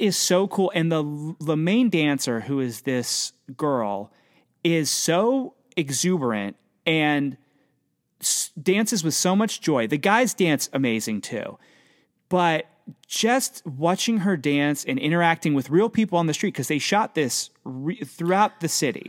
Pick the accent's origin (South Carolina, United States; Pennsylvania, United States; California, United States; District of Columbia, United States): Pennsylvania, United States; I'm from Pennsylvania